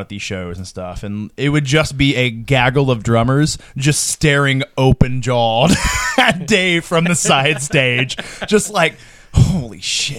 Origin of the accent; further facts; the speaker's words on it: Muncie, Indiana, United States; moved away; they're from Muncie, we were from Muncie. Our paths cross in a town of 2,000 people.